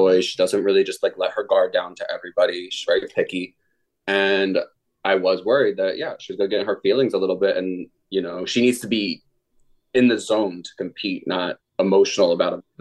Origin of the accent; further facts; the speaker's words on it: New Jersey, United States; I'm from New Jersey. I, you know, I come from a very old school Catholic